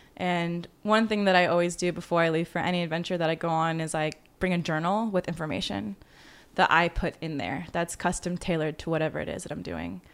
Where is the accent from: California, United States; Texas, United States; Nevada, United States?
Nevada, United States; Las Vegas; moved away as an adult; also born or lived in Georgia; now in Los Angeles, United States; living in Las Vegas